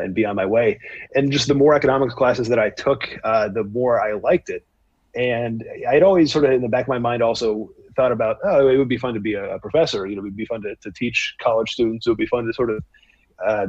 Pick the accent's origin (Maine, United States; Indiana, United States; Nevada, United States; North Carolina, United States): Maine, United States; Bangor; moved away as an adult; also born or lived in New York City; now in Stanford, United States; I grew up in Bangor, Maine, spent all 18 years there, graduated high school.